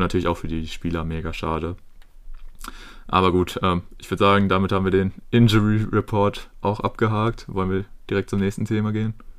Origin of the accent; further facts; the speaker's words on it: Germany; wir als Deutsche